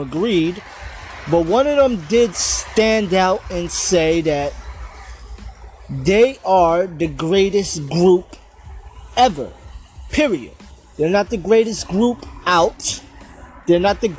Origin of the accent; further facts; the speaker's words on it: United States; I'm from Jersey, New York, Staten Island, basically right there